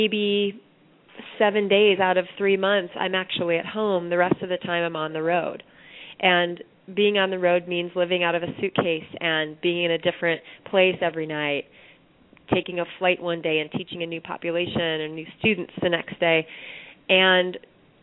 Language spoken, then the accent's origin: English; Iowa City, Iowa, United States; now in Brooklyn, United States; my hometown of Iowa City, Iowa, where I was a paper girl for a newspaper